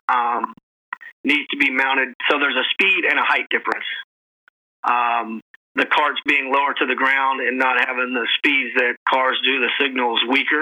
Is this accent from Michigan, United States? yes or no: no; Florida, United States; now in Atlanta, United States; I'm from Florida, but I've lived in Atlanta since 1995